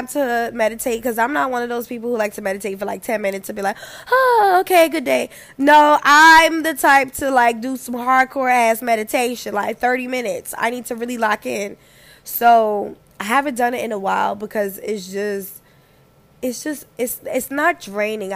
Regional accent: New York, United States; moved away; also born or lived in the South; I'm from New York. I'm from New York where when bitches don't like you, you already know it. It was until I moved down south

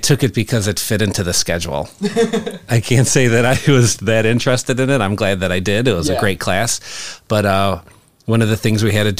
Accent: Chicago, Illinois, United States; I grew up in Chicago

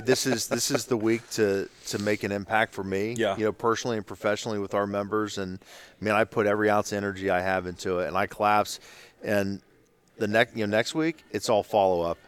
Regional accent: Ohio, United States; I'm from Ohio.

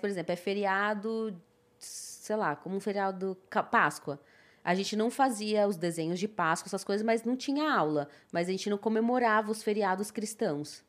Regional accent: Brazil; brasileira muçulmana que não precisa voltar pra sua terra porque já tá nela

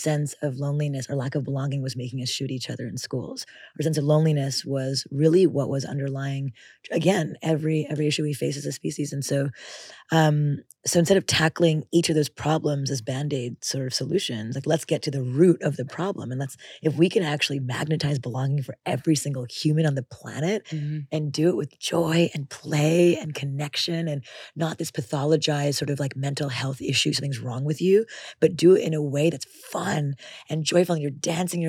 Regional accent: Montreal, Quebec, Canada; in Canada, where we grew up in Montreal, with literally not a single relative.

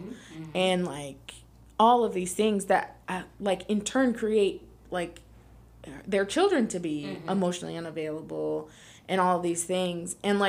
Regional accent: United States; as an American

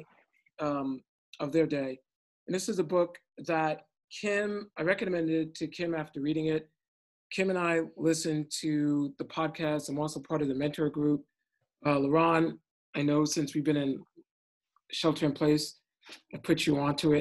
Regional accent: New York City, New York, United States; now in San Francisco, United States; I'm from Brooklyn.

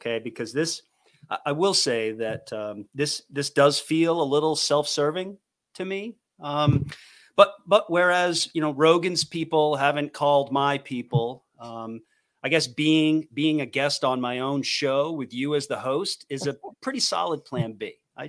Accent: East Coast, United States; But I mean, I'm from the East Coast. My bias is East Coast.

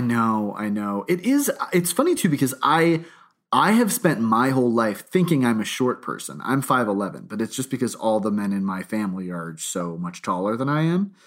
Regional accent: New Hampshire, United States; I grew up, I grew up in New Hampshire nearby

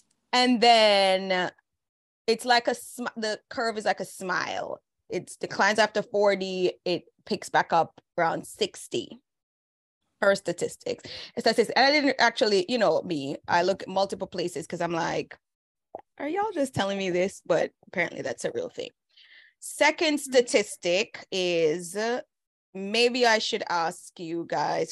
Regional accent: Jamaica; moved away; In Jamaica, Valentine's Day was a thing for real. Growing up, it was a whole thing

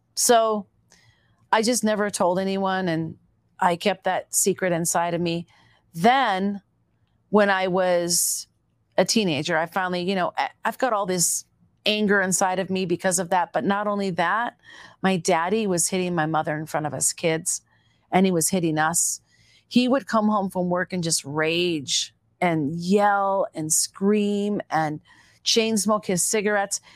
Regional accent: Minneapolis, Minnesota, United States; accent: Minnesota; also born or lived in Eagan, Minnesota / Cannon Falls, Minnesota; as a little girl, though, I first was raised on a farm in Eagan, Minnesota

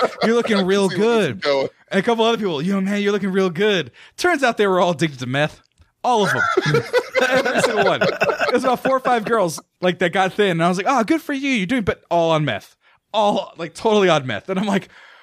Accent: Fresno, California, United States; also born or lived in Santa Barbara, California; I went to high school in Hoover High in Fresno, California.

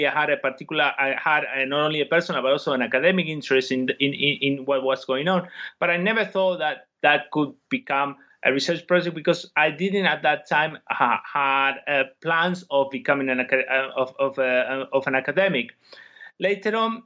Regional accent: Argentina; moved away as an adult; now in Manchester, United Kingdom; I come from Argentina

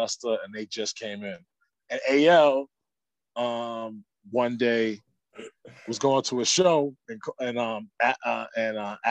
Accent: New York City, New York, United States; We're from the Bronx. We grew up playing our cousin's records

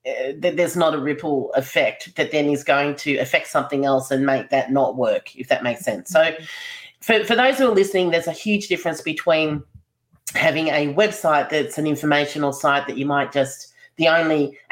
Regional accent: Melbourne, Victoria, Australia; I'm from Melbourne

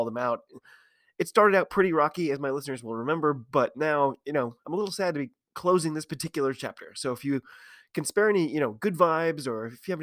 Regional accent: United States; I'm an American rugby fan who follows the game wherever I can find it all over the globe

